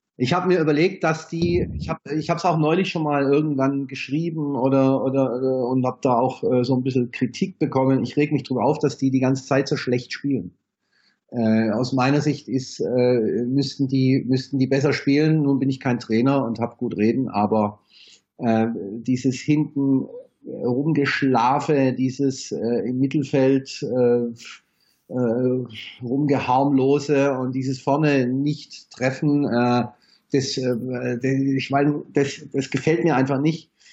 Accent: Stuttgart, Baden-Württemberg, Germany; now in Heidelberg, Germany; Ich bin äh, wohnhaft in Heidelberg, geboren in Stuttgart

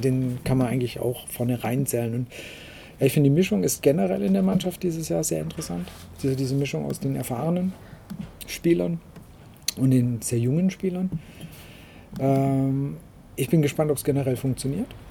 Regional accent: Waldstein, Baden-Württemberg, Germany; aus dem Heimatort, wo ich herkomme, aus Waldstein

